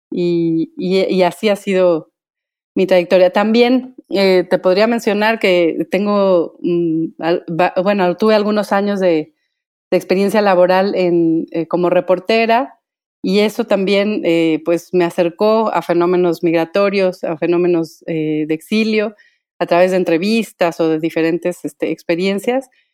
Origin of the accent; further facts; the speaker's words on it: Michoacán, Mexico; soy originaria de Michoacán